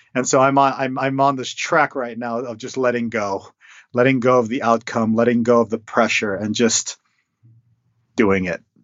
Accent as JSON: {"language": "English", "country": "United States", "tie": "born or raised there", "said": "my parents came to the states when when they were young, and so I was born here. I was born in the American culture"}